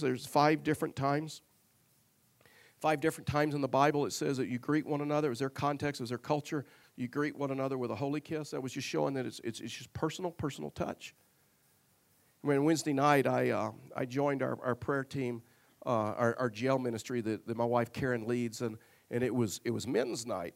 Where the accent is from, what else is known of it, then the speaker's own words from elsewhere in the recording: Tyler, Texas, United States; I was raised in Tyler, Texas